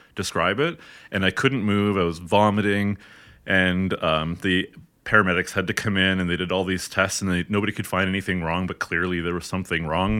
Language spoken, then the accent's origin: English; hometown with Georgian College, Ontario, Canada; moved away as an adult; now in Edmonton, Canada; I actually went in my hometown to Georgian College, which is, you know, the local hometown college